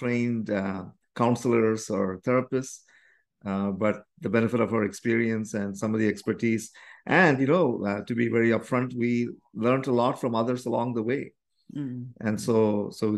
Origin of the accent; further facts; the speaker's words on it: India; now in Canada; the Indian tradition, which is where we come from